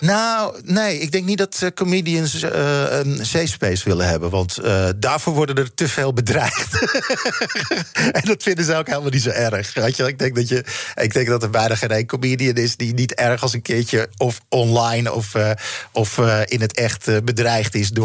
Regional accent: Netherlands; wij een hele aparte jaren 60 hebben gehad in Nederland

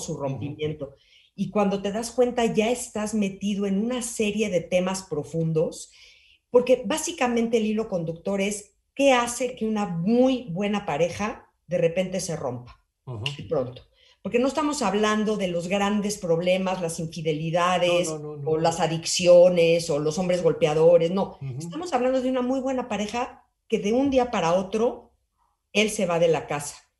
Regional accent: Mexico

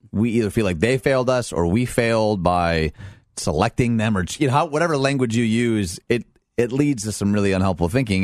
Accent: Detroit, Michigan, United States; I'm from Detroit

